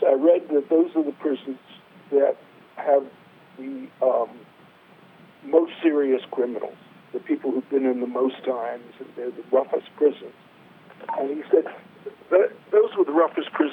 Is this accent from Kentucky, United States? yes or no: no; New York City, New York, United States; now in Buffalo, United States; I was born in Bed-Stuy, lived for a while in Fort Greene, and then went back to Bed-Stuy